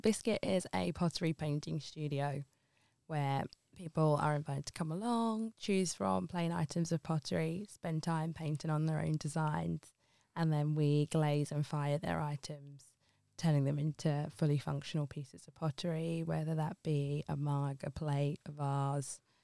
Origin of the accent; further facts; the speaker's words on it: Ilford, London, United Kingdom; moved away as an adult; also born or lived in Liverpool / Wirral; now in Oxton, United Kingdom; born and raised in Ilford and then moved up to Liverpool for university